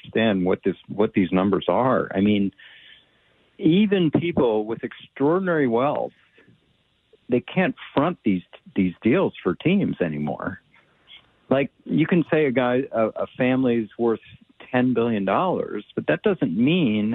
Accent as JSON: {"language": "English", "town": "Washington", "region": "District of Columbia", "country": "United States", "said": "I'm from Washington, D.C."}